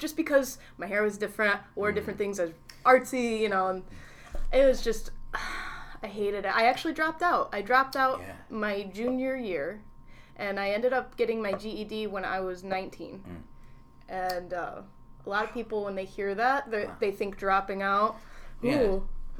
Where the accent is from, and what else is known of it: Whitesboro, New York, United States; born or raised there; also born or lived in Utica, New York